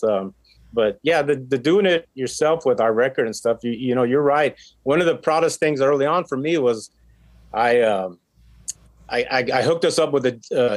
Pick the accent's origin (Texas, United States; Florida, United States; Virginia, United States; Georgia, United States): Texas, United States; Corpus Christi; Corpus, as much as I love it, it's my hometown